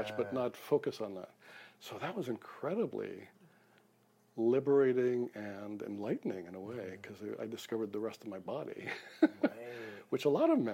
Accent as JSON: {"language": "English", "town": "New York City", "region": "New York", "country": "United States", "tie": "born or raised there", "moved": "yes", "lives_now": "British Columbia, Canada", "said": "I grew up in Brooklyn."}